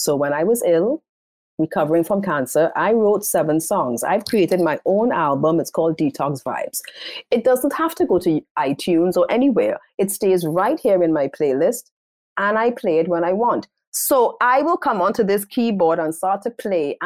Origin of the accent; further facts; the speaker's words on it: Trinidad & Tobago; accent: Caribbean; moved away as an adult; also born or lived in Qatar; I am from Trinidad and Tobago. I speak English. When I get passionate, you will hear the sound of the Caribbean coming.